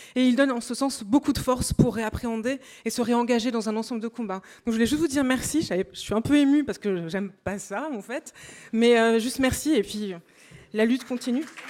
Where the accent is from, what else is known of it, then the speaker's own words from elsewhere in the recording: Amiens, Hauts-de-France, France; j'ai grandi, je suis noire, je viens d'une famille sans argent, ça veut dire que je viens des quartiers nord d'Amiens